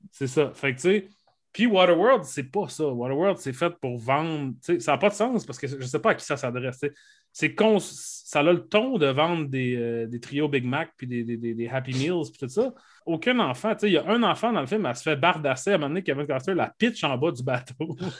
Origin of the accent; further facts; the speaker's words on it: Saguenay, Quebec, Canada; dans mon village natal d'Arvida, au Saguenay